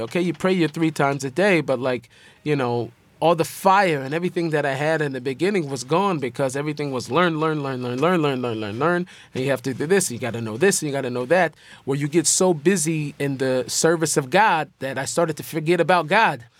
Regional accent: Seattle, Washington, United States; Me growing up in Seattle

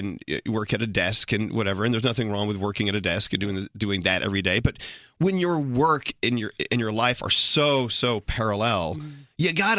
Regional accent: Texas, United States; moved away; we're both from Texas.

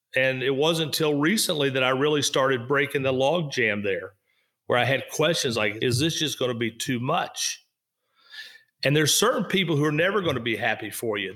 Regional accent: Kentucky, United States; moved away; also born or lived in Florida; I was in Kentucky. I loved being in Kentucky.

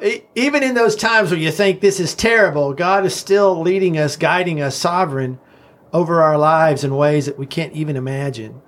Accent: Knoxville, Tennessee, United States; also born or lived in Los Angeles, United States; now in Nashville, United States; I was born in Knoxville, so this is kind of my home

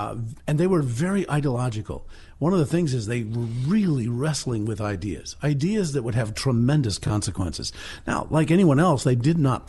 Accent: New Jersey, United States; now in Massachusetts, United States; Actually, I grew up in New Jersey, but my father, I was born in Massachusetts, but then my father, who was a pastor, he moved us back here into New England and Massachusetts.

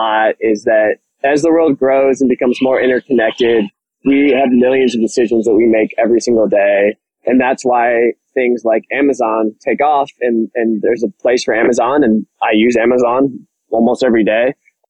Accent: Ann Arbor, Michigan, United States; also born or lived in England / London; I lived in England, and I grew up in Ann Arbor and moved back home to start a family.

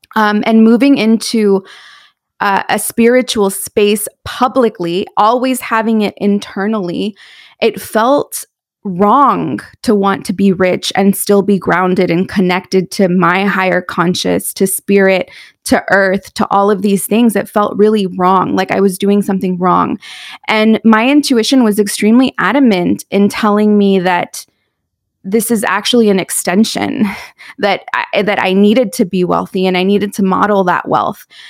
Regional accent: San Juan Capistrano, California, United States; also born or lived in San Clemente, California; I was born in San Clemente, California. I grew up in San Juan Capistrano

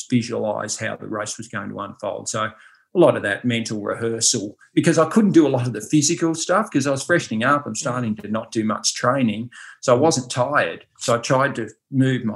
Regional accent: Ballarat, Victoria, Australia; I'm from Ballarat, which is pretty cold, obviously, in the winter

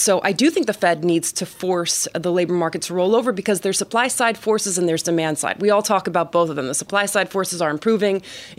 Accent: New Jersey, United States; now in Miami, United States; I'm from New Jersey, but I live

